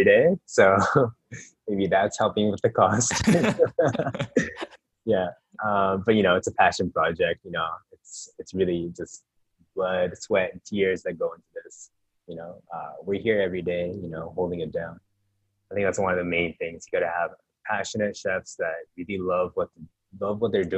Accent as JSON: {"language": "English", "country": "Canada", "tie": "born or raised there", "said": "I was born in Canada, but I'm Japanese"}